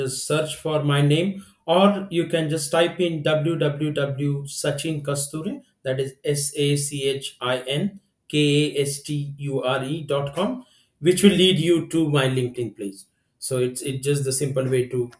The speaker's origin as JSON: {"language": "English", "country": "India", "said": "I'm from India."}